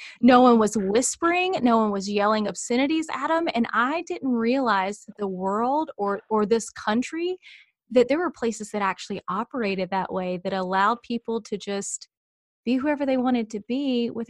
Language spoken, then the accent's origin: English; the South, United States; as you can tell from my accent, I grew up in the South.